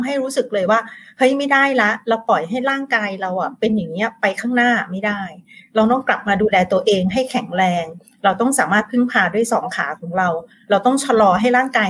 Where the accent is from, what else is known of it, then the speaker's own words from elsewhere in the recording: Bangkok, Thailand; moved away as an adult; now in Khon Kaen, Thailand; เราเป็นคนกรุงเทพที่ย้ายมาอยู่แบบต่างจังหวัดอ่ะ